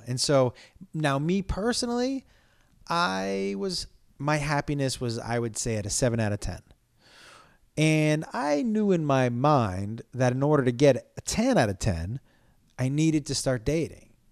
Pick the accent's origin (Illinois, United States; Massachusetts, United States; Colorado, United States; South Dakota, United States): Massachusetts, United States; Amherst; born or raised there